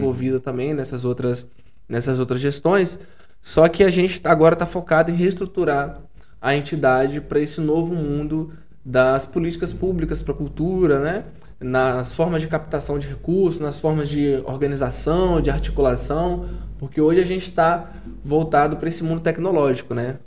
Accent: São Mateus, Espírito Santo, Brazil; eu venho de São Mateus, no norte do estado

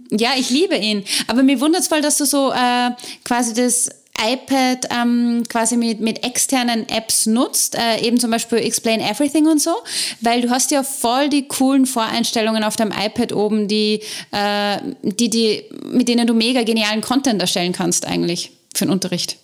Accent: Austria; wie wir in Österreich sagen

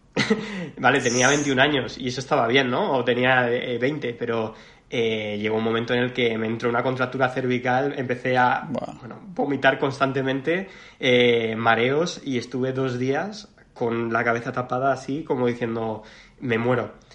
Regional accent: Mallorca, Balearic Islands, Spain; moved away; que yo soy mallorquín

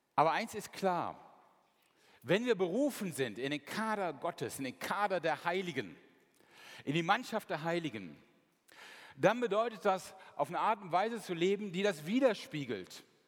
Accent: Mönchengladbach, North Rhine-Westphalia, Germany; Meine Heimatstadt ist Mönchengladbach

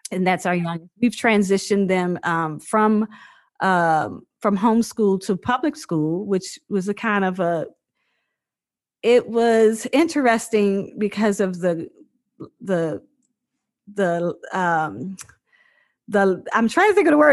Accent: Virginia, United States; moved away as an adult; also born or lived in Seattle; now in Dallas, United States; I was born in Virginia on a farm, a 100 acre farm, and uh, I mean, 200 something acre farm. Sorry, it was like, it had been in my family, it has been in my family for over 100 years, and it's you know, I just I grew up like this free little spirit, just having a blast uh, in Virginia

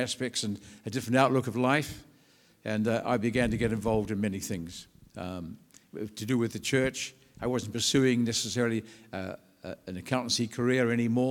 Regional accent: New Zealand; moved away as an adult; now in England; I'm from New Zealand. I was born and educated in New Zealand.

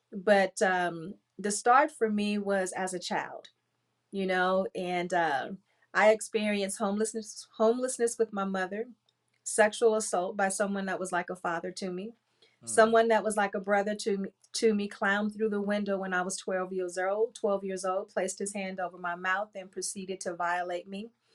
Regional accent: Compton, California, United States; I grew up in Compton

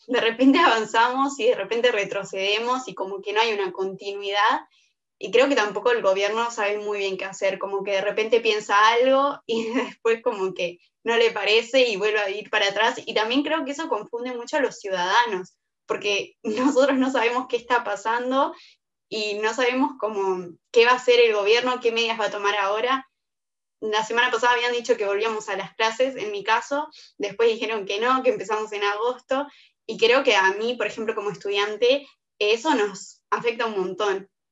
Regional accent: Colonia, Uruguay; yo soy de Colonia

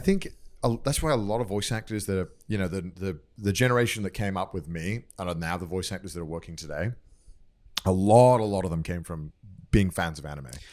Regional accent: North Wales, United Kingdom; moved away as an adult; now in Japan; I grew up in, like, I grew up in North Wales

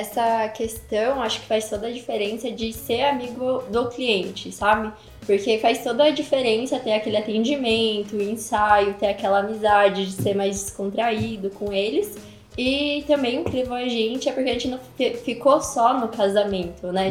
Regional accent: São Paulo, Brazil; moved away as an adult; eu sou de São Paulo, então já, lá eu já trabalhava, né, com eventos, com formatura. Mas aí quando eu vim para cá em 2016

